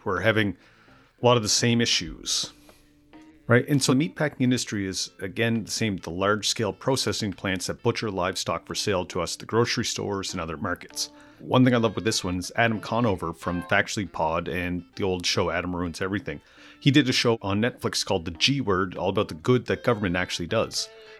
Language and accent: English; Amherst, Nova Scotia, Canada; moved away; When I moved back to Amherst, Nova Scotia after 15 years away